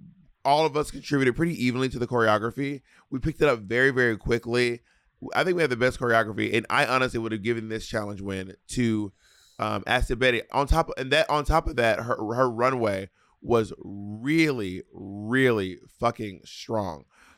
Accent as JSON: {"language": "English", "region": "Scotland", "country": "United Kingdom", "said": "Anyway, bitch, I'm a skirt from Scotland."}